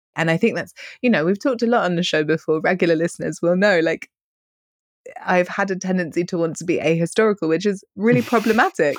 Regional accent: London, United Kingdom; also born or lived in Hong Kong / Madrid; I was born in Bayswater, which is a very, not very cool, but very central part of London. I grew up right in the middle of the city

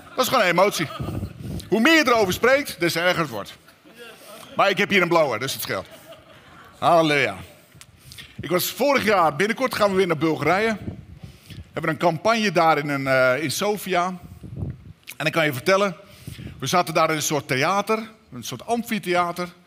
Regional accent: Katwijk, South Holland, Netherlands; We komen uit Katwijk

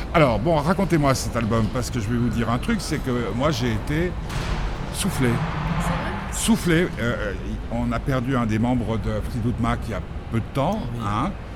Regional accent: Nice, Provence-Alpes-Côte d'Azur, France; moved away; j'ai grandi à Nice

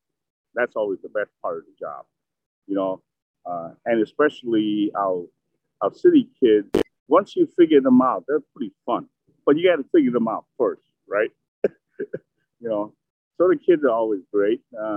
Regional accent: Minneapolis, Minnesota, United States; also born or lived in Vietnam; Minneapolis, suburb Minneapolis. And I was a Vietnam War refugee when I was a teenager.

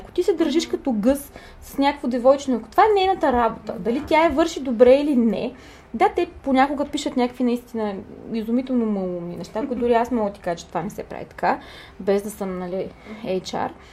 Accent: Burgas, Burgas Province, Bulgaria; аз съм от Бургас

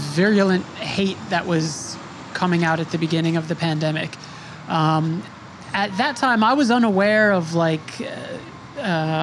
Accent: Smithtown, New York, United States; I grew up in Suffolk County, Long Island, in a town called Smithtown

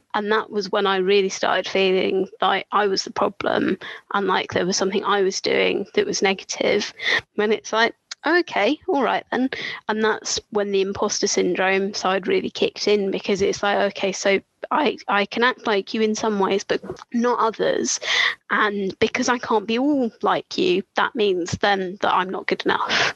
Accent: Brighton, South East England, United Kingdom; moved away; I grew up in Brighton, gay capital

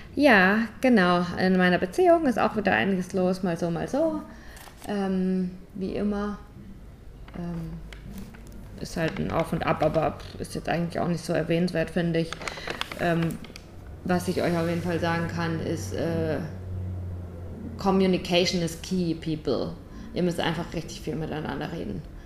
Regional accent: St. Leon-Rot, Baden-Württemberg, Germany; moved away as an adult; Ich komme aus St. Leon Roth.

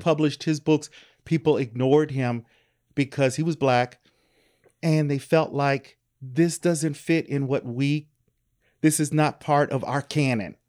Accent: Louisville, Kentucky, United States; I am originally from Louisville, Kentucky.

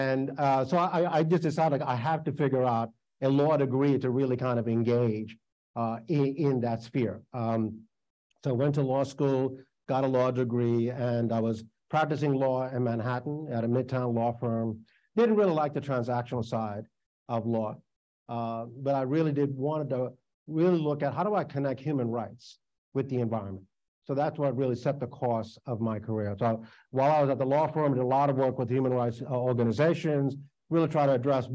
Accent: Sri Lanka; also born or lived in New York; now in United States; I was born in Sri Lanka. My family left there, one of only two lotteries to leave that country before the beginning of the Civil War

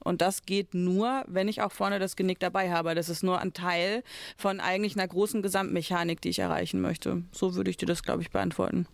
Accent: Germany; bei uns in Deutschland

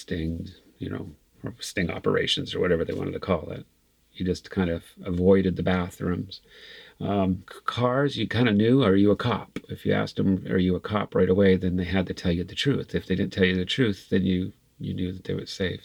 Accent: Santee, California, United States; I grew up in Santee

